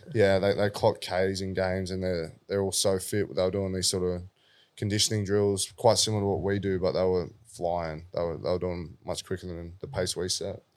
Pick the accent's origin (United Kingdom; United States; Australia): Australia; Sydney, New South Wales; being a South Junior myself